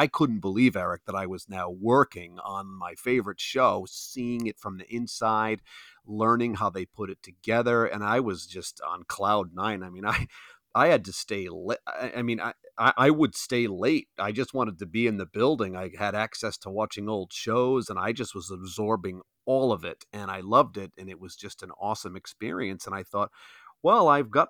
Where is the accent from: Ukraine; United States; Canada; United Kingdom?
United States; Providence, Rhode Island; I'm just from Providence